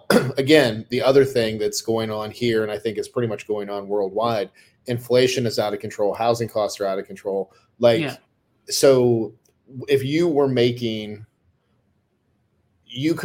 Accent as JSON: {"language": "English", "country": "United States"}